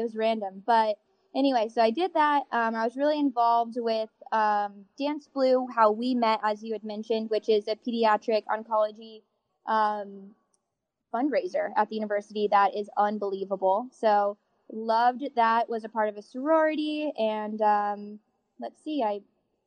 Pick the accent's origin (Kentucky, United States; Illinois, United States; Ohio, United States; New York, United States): Kentucky, United States; Elizabethtown; I'm from Elizabethtown originally